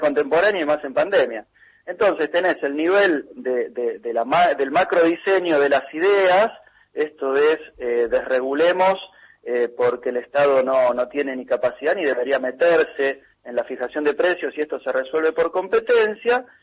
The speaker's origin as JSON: {"language": "Spanish", "country": "Argentina", "said": "los argentinos ganamos en pesos y pagamos en pesos"}